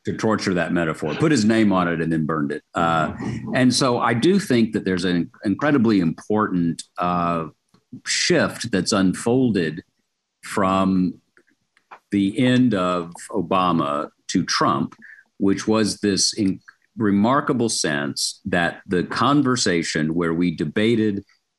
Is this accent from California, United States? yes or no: no; Chattanooga, Tennessee, United States; moved away; I was at the Chattanooga Times, my hometown newspaper